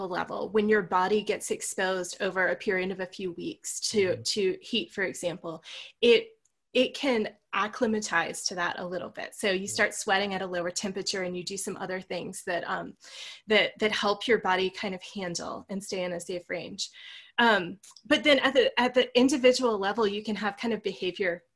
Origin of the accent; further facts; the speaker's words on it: Virginia near the coast, United States; now in Colorado, United States; Where I grew up in Virginia near the coast, we almost never got snow